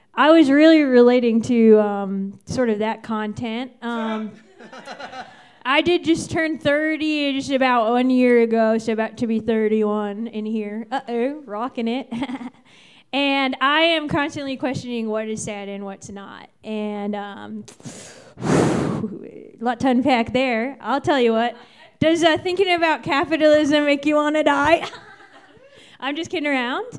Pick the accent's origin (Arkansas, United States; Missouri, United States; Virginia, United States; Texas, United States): Virginia, United States; now in New York City, United States; I'm from Virginia.